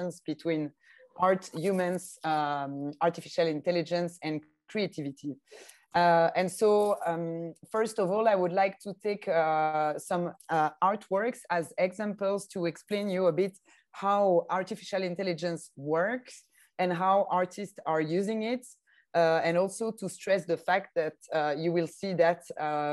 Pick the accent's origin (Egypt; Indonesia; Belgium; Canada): Belgium; French-speaking part of Belgium, Wallonia; accent: French-speaking Belgian; English is a second language; based in the south part of Belgium, in the French-speaking part of Belgium as well, as you can hear with my accent